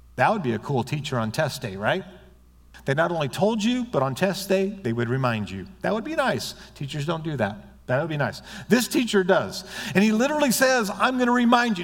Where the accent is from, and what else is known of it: United States